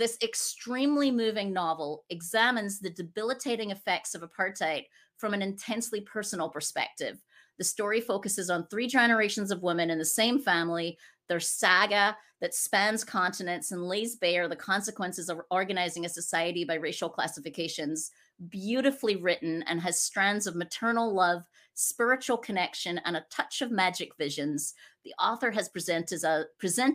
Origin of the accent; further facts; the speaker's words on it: Scotland, United Kingdom; now in United States; I'm originally from Scotland, and now I live in the States, and we're nomads